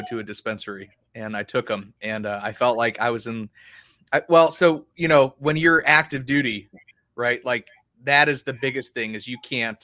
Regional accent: Ohio, United States; moved away; also born or lived in Washington; I grew up in Ohio

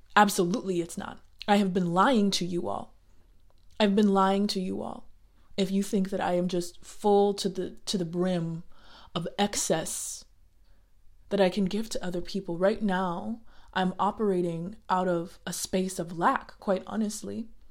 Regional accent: United States; I am Black American

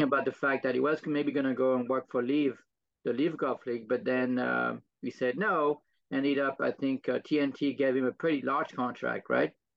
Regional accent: France; moved away; I'm from France

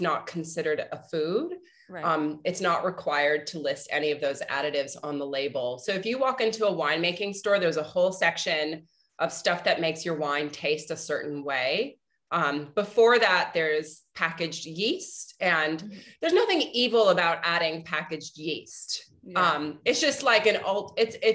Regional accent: Arlington, Virginia, United States; moved away; also born or lived in New York; I grew up in Arlington, Virginia

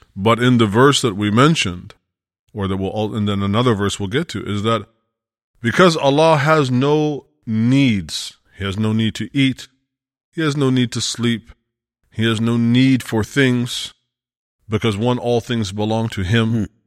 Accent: United States; we're both Westerners, you know, we're both from America

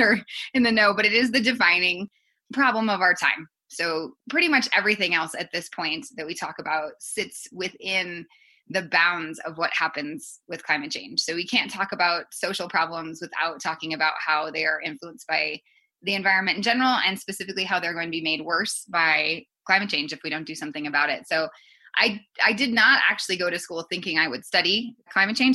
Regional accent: Colorado Springs, Colorado, United States; I grew up actually in Colorado Springs

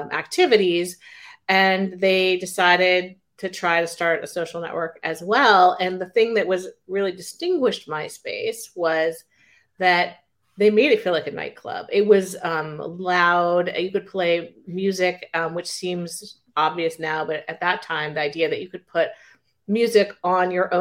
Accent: Silicon Valley, California, United States; I grew up in Silicon Valley

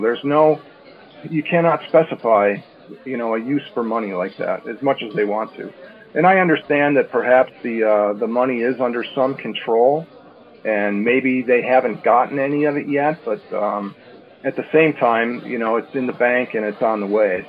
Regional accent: Chicago, Illinois, United States; now in California, United States; I am originally from the Chicago area

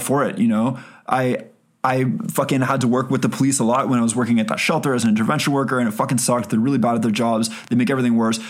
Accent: Canada; we're Canadian

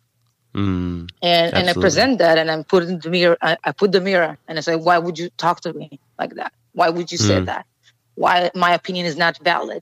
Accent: Israel; born or raised there; also born or lived in Ethiopia

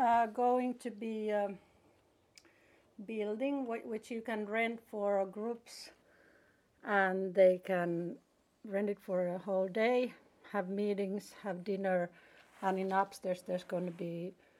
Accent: Hamina, Kymenlaakso, Finland; English is a second language; now in Helsinki, Finland; I'm from southeast part of Finland, Hamina, okay. Which is like 1.5 hour drive from here.

